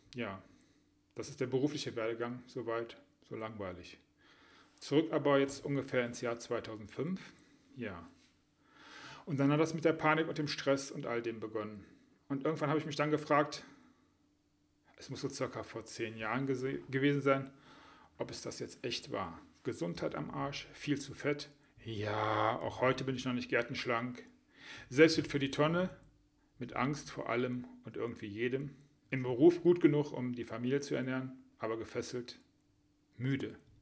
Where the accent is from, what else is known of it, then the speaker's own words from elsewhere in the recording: Düsseldorf, North Rhine-Westphalia, Germany; was meine Heimatstadt ist